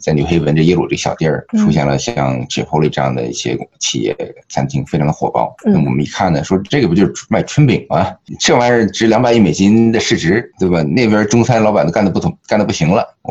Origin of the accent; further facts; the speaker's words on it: Liaoning, China; moved away as an adult; also born or lived in Beijing, China / New Haven, United States; now in United States; 我是东北人，生于辽宁，然后后来在呃北大上的本科，然后来到耶鲁读环境学的硕士和读博士。